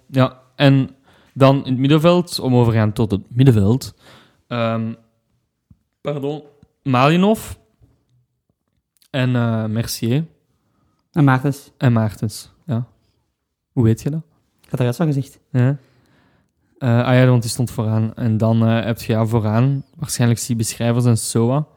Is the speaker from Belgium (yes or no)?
yes; Leuven, Flemish Brabant, Belgium; we zijn van Leuven en wij zijn heel bescheiden.